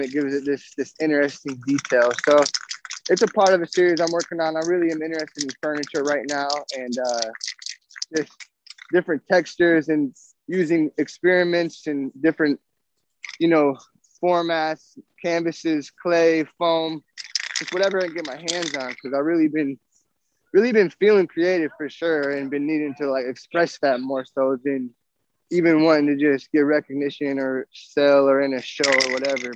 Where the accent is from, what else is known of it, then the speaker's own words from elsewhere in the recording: Nebraska, United States; moved away; I'm from Nebraska originally.